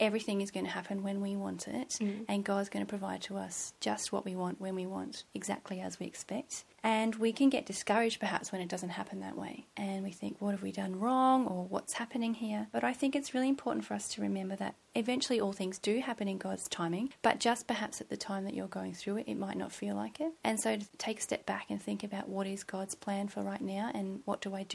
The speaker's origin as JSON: {"language": "English", "area": "just outside of Melbourne", "region": "Victoria", "country": "Australia", "tie": "born or raised there", "also_born_or_lived": "Seymour, Victoria", "moved": "as an adult", "lives_now": "Gold Coast, Australia", "said": "So I went to school in Melbourne, and we grew up just outside of Melbourne"}